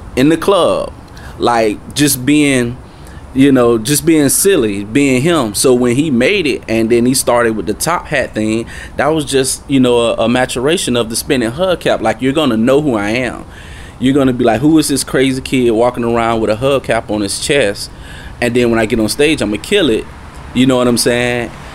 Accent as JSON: {"language": "English", "town": "Tallahassee", "region": "Florida", "country": "United States", "tie": "born or raised there", "moved": "yes", "said": "I'm from Tallahassee, Florida"}